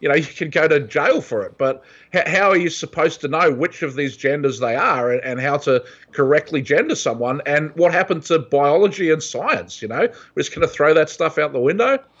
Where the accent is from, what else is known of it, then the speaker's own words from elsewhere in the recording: New Zealand; moved away as an adult; also born or lived in Australia / San Francisco, California; now in California, United States; I grew up in New Zealand